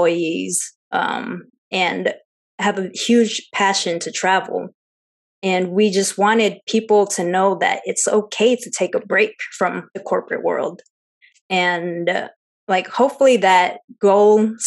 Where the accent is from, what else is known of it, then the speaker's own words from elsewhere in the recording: Seattle, Washington, United States; I'm full Chinese, but I'm Chinese American, born and raised in Seattle.